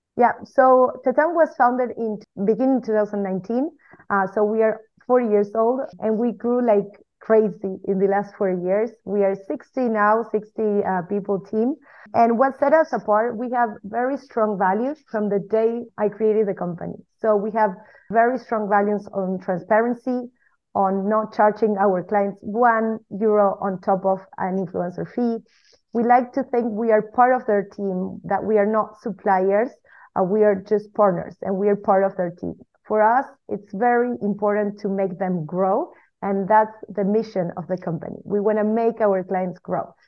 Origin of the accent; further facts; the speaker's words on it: Argentina; now in Spain; we live in Spain with my husband, which is also the co-founder of my agency. Uh, we are originally from Argentina.